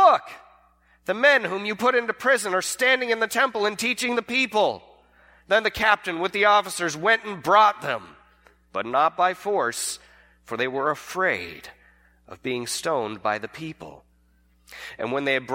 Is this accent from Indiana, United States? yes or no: no; California, United States; I'm from California